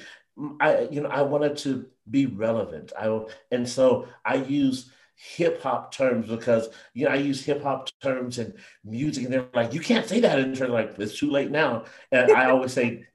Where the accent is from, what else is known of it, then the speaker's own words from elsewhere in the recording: San Jose, California, United States; I grew up in San Jose, California